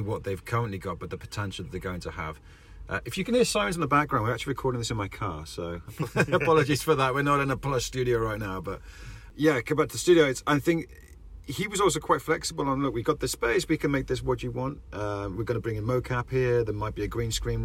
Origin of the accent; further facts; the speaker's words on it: Wales, United Kingdom; Rich and I grew up in Wales, where it's there's nothing happening.